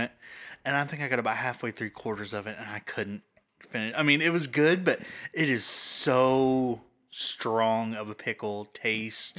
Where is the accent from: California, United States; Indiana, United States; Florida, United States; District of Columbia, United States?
Indiana, United States; I'm from Indiana